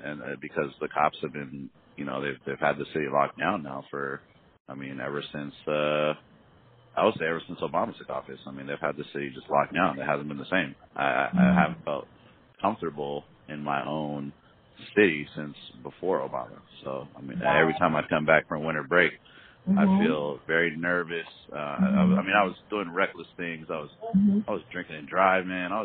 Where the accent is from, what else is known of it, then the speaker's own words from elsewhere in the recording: California, United States; I was born there in California